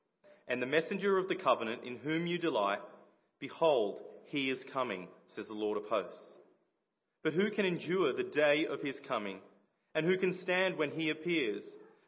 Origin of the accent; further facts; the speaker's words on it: Liverpool, North West England, United Kingdom; I grew up in the Boys Brigade as well. So Liverpool Baps and many of the leaders here